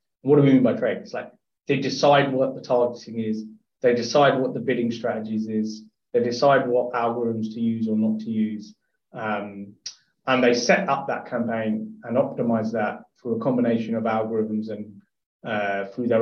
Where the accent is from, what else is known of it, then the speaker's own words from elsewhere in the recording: Hertfordshire, East of England, United Kingdom; I grew up in Hertfordshire, looked down from Letchworth